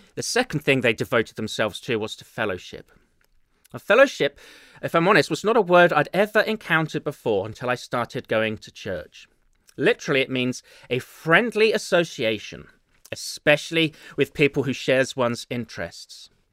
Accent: England, United Kingdom; accent: English; now in Chicago, United States; my dulcet English accent

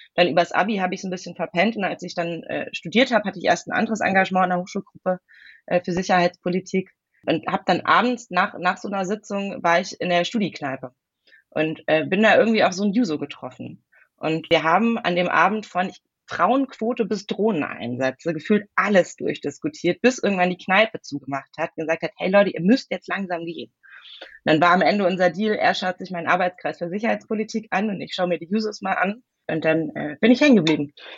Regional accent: Hesse, Germany; born or raised there; moved away as an adult; also born or lived in Heidelberg / Bavaria; now in Western Pomerania, Germany

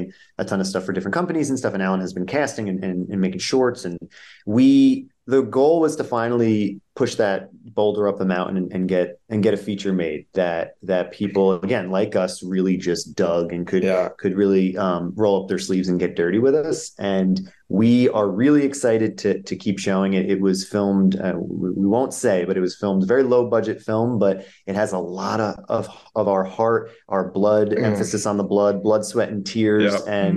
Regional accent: New Jersey, United States; I'm from Jersey and diners have always been a frequent hotspot that we would hang out.

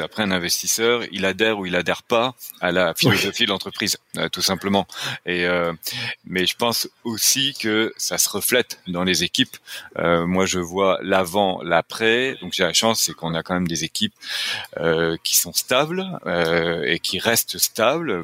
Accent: France; accent: French; now in Quebec, Canada; je suis québécois, mais avec un accent français

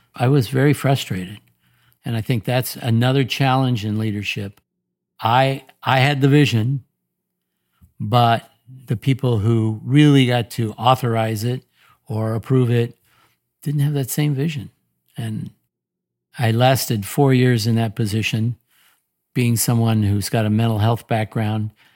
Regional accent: Portland, Oregon, United States; moved away as an adult; also born or lived in Omaha, Nebraska / Indiana; born and raised in Portland, Oregon

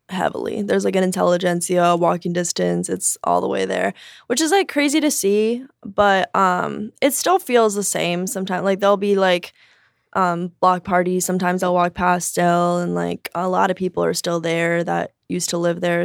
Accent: Chicago, Illinois, United States; also born or lived in Joliet, Illinois / Durango, Mexico; I grew up in Chicago, but I moved to Joliet for high school

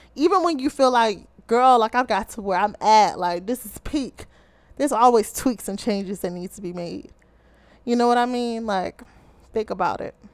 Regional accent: Baltimore, Maryland, United States; I'm from the Charm City, Ravens Nation, or as many of you may call it, Be More, Baltimore, Maryland

